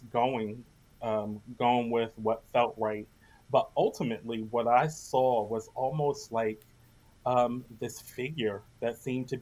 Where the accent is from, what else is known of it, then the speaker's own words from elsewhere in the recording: Washington, District of Columbia, United States; Washington D.C., my hometown, around the corner from where I grew up